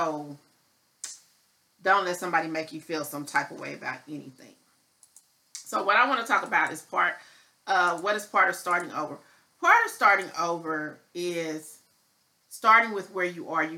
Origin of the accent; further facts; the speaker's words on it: Midwest, United States; now in Dallas, United States; I am not a Texas native, so I grew up in the Midwest